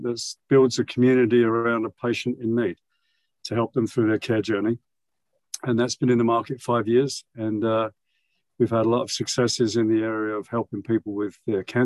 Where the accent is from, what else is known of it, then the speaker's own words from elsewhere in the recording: London, United Kingdom; moved away as an adult; now in United States; I grew up in London, as you could probably tell from my accent. I've lived in the US nearly 40 years.